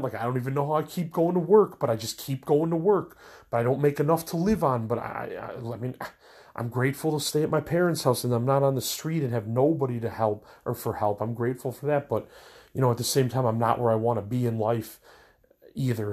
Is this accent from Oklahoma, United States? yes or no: no; Elmhurst, Illinois, United States; also born or lived in Maywood; I'm from Elmhurst